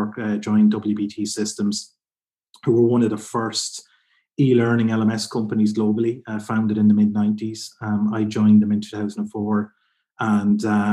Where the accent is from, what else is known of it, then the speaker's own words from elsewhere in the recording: County Kildare, Ireland; also born or lived in Carlow; I'm originally from Kildare in Ireland, which is a bit just south of Dublin